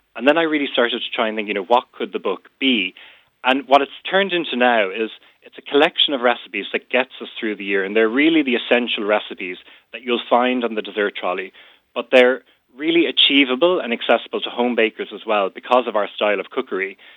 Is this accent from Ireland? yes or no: yes; North County Cork, Munster, Ireland; I'm from North County Cork